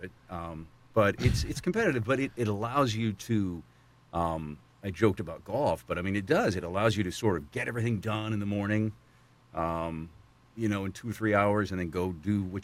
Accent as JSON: {"language": "English", "region": "western North Carolina", "country": "United States", "tie": "born or raised there", "moved": "yes", "lives_now": "South Florida, United States", "said": "originally from the Carolinas, from North Carolina, the western part of the state. Where I grew up"}